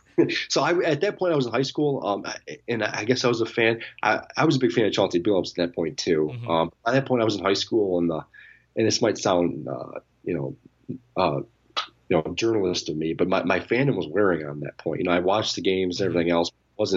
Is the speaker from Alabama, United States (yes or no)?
no; Detroit, Michigan, United States; We're from Detroit, so I think you know, as a Detroiter, you feel this attachment to him just because of the city.